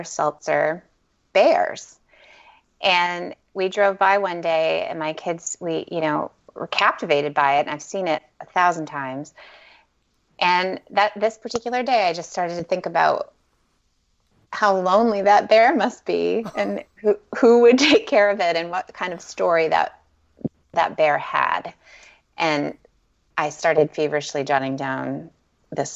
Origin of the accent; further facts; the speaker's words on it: Maine, United States; I grew up in Maine